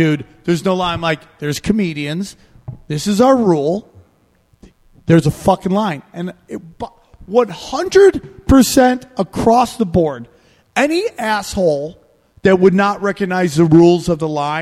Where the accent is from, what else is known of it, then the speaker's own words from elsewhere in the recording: California, United States; I'm from California